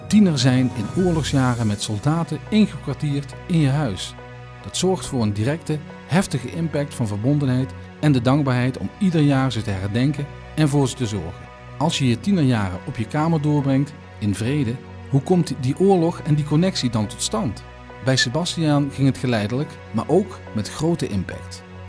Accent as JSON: {"language": "Dutch", "region": "Limburg", "country": "Netherlands", "said": "Ik ben Limburger. Ik ben Nederlander."}